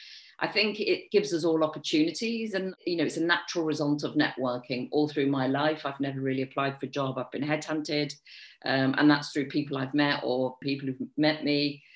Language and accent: English; Liverpool, North West England, United Kingdom; moved away as an adult; And in my early 20s, I moved down from Liverpool, and I started working in a catering company for a couple of years, which was a bit corporate.